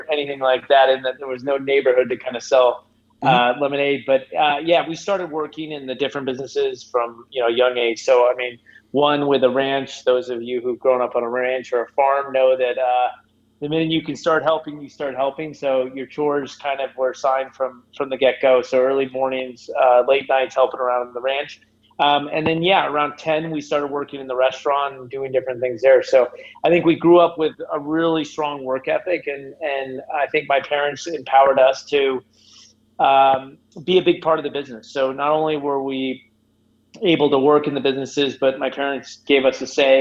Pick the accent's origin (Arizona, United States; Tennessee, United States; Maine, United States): Arizona, United States; Southern; I grew up in Southern Arizona.